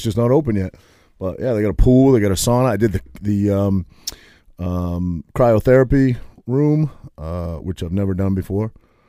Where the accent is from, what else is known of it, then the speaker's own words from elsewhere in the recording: Maine, United States; I grew up in Maine, so it wasn't that bad, but it was definitely cold.